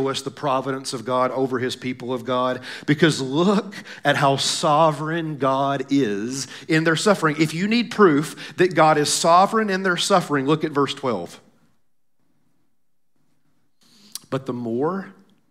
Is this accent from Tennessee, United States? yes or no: yes; Tennessee, United States; moved away; I'm from Tennessee